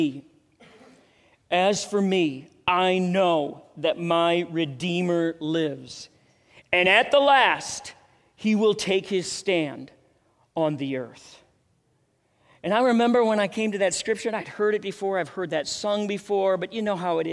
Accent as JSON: {"language": "English", "town": "Minneapolis", "region": "Minnesota", "country": "United States", "tie": "born or raised there", "moved": "yes", "lives_now": "Denver, United States", "said": "I went to Lutheran High School in Minneapolis"}